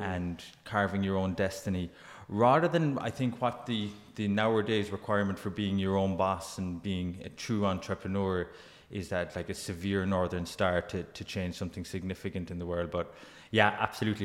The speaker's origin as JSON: {"language": "English", "town": "Glanmire", "region": "Munster", "country": "Ireland", "tie": "born or raised there", "also_born_or_lived": "Dungarvan", "said": "I grew up in Glanmire, went to school in, in, in Cork City"}